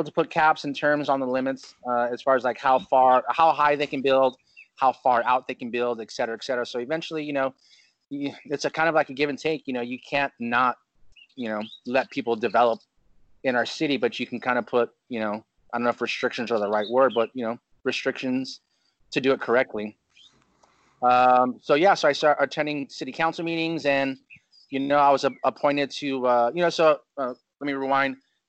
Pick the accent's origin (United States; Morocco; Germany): United States; Chino, California; now in Huntington Beach, United States; I moved out here from Chino, California, and it's just a different lifestyle.